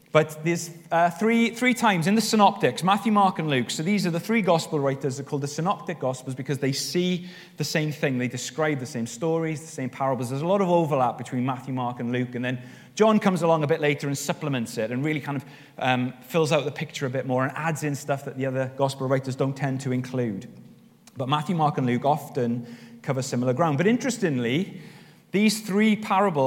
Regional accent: Wales, United Kingdom; I'm Welsh

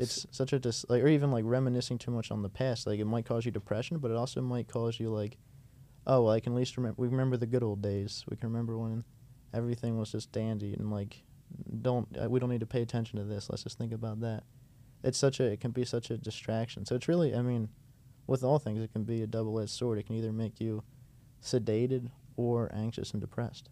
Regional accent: United States; I was from America

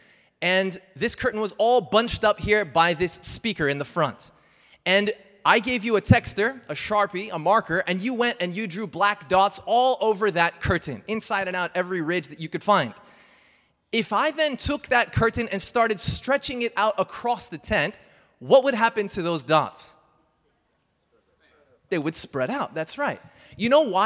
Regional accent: United States; I'm American

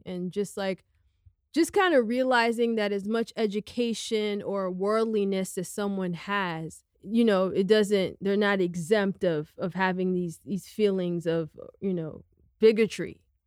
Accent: United States; I'm a second generation American. I'm Guinean American

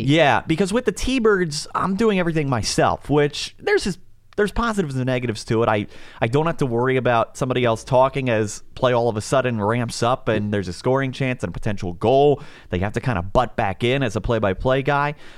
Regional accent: outside Philadelphia, Pennsylvania, United States; moved away; I grew up outside Philadelphia

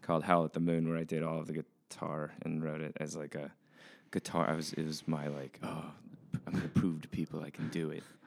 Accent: New Mexico, United States; moved away as an adult; I grew up in New Mexico

